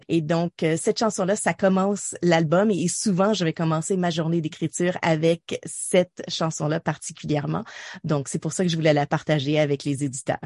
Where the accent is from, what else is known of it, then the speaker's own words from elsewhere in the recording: Ottawa, Ontario, Canada; also born or lived in Montreal / South Porcupine; j'ai grandi à Ottawa.